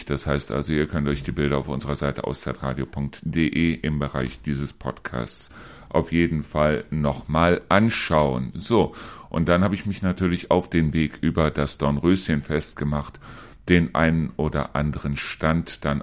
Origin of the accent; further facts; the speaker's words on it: Neuss, North Rhine-Westphalia, Germany; Also ich komme selber aus Neuss